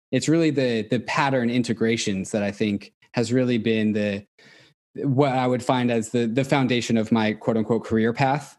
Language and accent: English; Seattle, Washington, United States; born or raised there; also born or lived in Orange